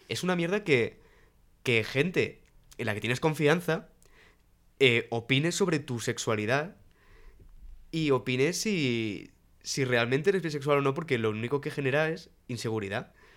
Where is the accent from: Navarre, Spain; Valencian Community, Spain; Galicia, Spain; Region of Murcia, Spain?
Valencian Community, Spain; Alicante; moved away as an adult; now in Madrid, Spain; cuando llegué a Madrid, porque yo soy de Alicante